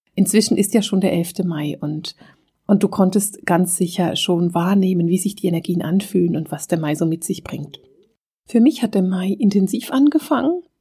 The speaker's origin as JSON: {"language": "German", "country": "Switzerland", "said": "bei uns in der Schweiz"}